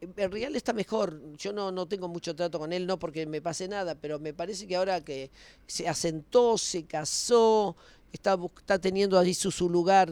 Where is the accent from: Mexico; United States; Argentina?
Argentina; siempre fui profeta en mi tierra.